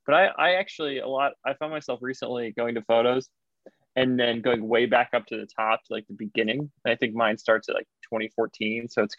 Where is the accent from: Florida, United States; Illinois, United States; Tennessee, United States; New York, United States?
Illinois, United States; born there; also born or lived in Indiana; Yeah, no, I wasn't. I was born in Illinois.